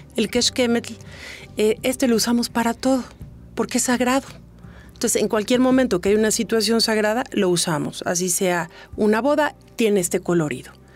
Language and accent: Spanish; Mexico; yo soy mexicana, ellos mexicanos, pero yo no soy indígena